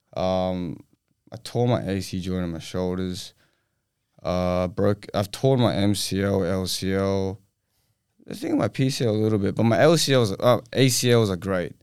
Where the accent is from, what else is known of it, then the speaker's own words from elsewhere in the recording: Australia; also born or lived in Singapore; So I'm Singaporean. I moved to Australia when I was four